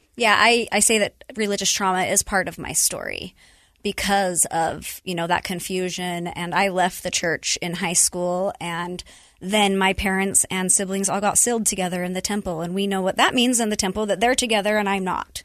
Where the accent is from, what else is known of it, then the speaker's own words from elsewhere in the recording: Utah, United States; born and raised in Utah, I'm the oldest of four.